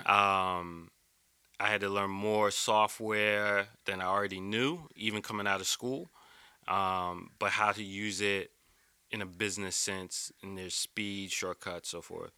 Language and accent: English; East Coast, United States; also born or lived in Philadelphia, Pennsylvania / Jersey City, New Jersey / New York; I grew up on the East Coast, uh, born in Philly, um, lived in Jersey City, uh, which became my heart.